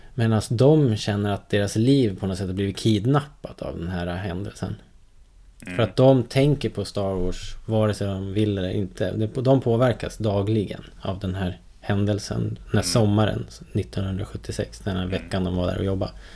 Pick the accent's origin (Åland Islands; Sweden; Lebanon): Sweden; som svensk